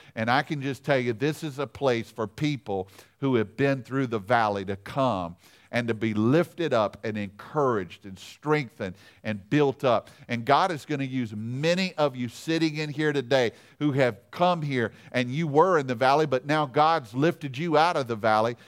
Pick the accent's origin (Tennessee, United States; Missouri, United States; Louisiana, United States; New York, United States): Louisiana, United States; I'm from Louisiana